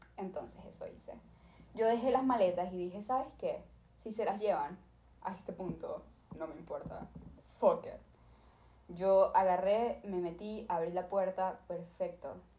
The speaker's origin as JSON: {"language": "Spanish", "country": "Venezuela", "moved": "yes", "lives_now": "Los Angeles, United States", "said": "yo soy de Venezuela"}